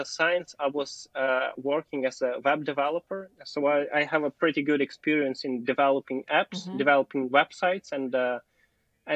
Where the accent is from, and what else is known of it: Ukraine; born or raised there; English is a second language; also born or lived in Kyiv